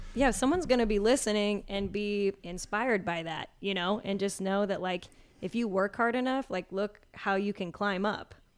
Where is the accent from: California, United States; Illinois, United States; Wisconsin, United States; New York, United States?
Illinois, United States; Chicago; moved away as an adult; also born or lived in Champaign, Illinois; now in Indianapolis, United States; My hometown market, actually, for news is Chicago